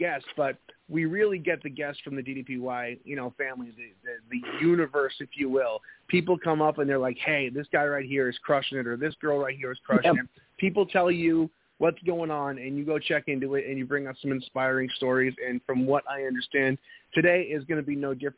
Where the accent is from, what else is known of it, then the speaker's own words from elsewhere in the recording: New England, United States; moved away; I'm originally from New England